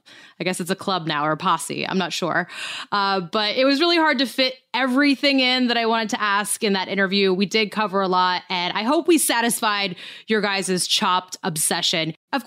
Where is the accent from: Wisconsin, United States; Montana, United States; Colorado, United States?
Montana, United States; Great Falls; I'm from Great Falls, Montana. I'm pretty sure we had a Woolworths.